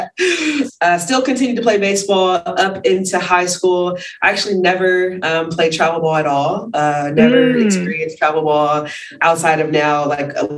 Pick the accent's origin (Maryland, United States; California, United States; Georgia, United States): California, United States; Bay Area; moved away as an adult; also born or lived in New Mexico; I grew up in the Bay Area